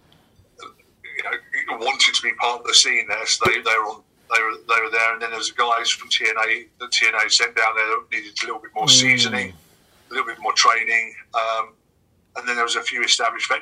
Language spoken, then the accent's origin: English; England, United Kingdom; I slowly tried to morph away from presenting myself as being too British.